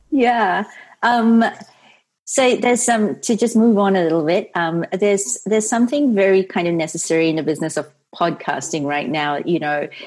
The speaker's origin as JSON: {"language": "English", "country": "Singapore", "tie": "born or raised there", "also_born_or_lived": "San Francisco", "moved": "yes", "lives_now": "United States", "said": "I was born in Singapore and raised there"}